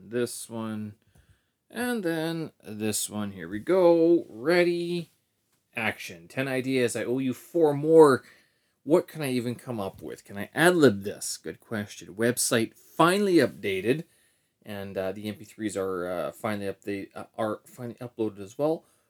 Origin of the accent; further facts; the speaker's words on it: Winnipeg, Manitoba, Canada; historical location in Winnipeg as well, where the Assiniboine and the Red Rivers meet in, uh, in my hometown